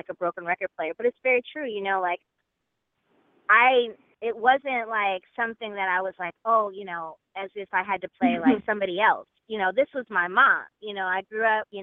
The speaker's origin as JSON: {"language": "English", "town": "Los Angeles", "region": "California", "country": "United States", "tie": "born or raised there", "also_born_or_lived": "Chicago, Illinois / New York City", "said": "I was born in Chicago"}